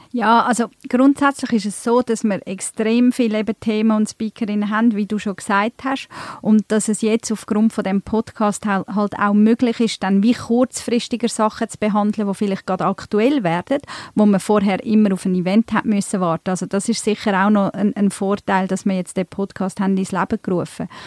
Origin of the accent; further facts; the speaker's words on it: Emmental, Bern, Switzerland; moved away as an adult; also born or lived in Turkey; now in Zurich, Switzerland; ich bin ursprünglich aus der Türkei, ähm, bin aber im Emmental aufgewachsen, sogar ab 14 noch auf dem Bauernhof